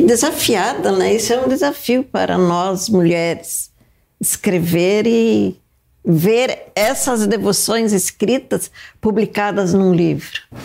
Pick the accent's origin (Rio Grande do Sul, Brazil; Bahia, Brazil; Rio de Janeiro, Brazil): Rio Grande do Sul, Brazil; Horizontina; now in Curitiba, Brazil; Eu sou de Curitiba, sou natural do Rio Grande do Sul, né, de Horizontina, é mas em Curitiba há muitos anos